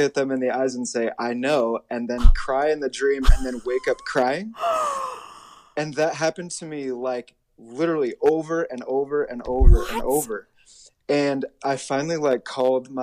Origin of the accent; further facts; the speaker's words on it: Auburn, Indiana, United States; moved away as an adult; also born or lived in Chicago suburbs, Illinois; now in New York, United States; I was lucky enough to be born in Auburn, Indiana, which means that I grew up kind of in the DeKalb High School program